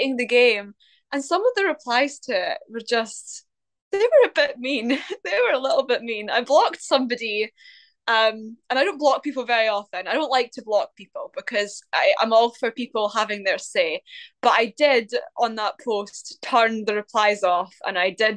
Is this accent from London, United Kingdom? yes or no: no; Scotland, United Kingdom